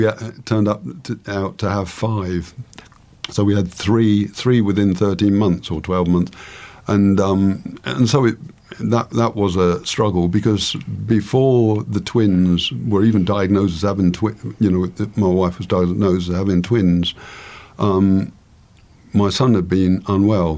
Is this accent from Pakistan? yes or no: no; England, United Kingdom; I'm an Englishman